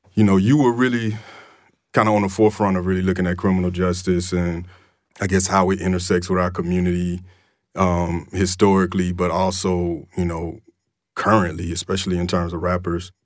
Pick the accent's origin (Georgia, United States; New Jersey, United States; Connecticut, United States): Georgia, United States; Atlanta; I'm from Atlanta